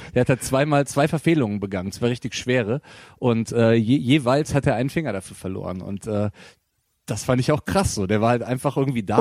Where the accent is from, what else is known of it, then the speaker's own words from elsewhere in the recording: Bonn, North Rhine-Westphalia, Germany; also born or lived in Japan; now in Cologne, Germany; meine Familie kommt daher, aber ich bin in Bonn geboren tatsächlich.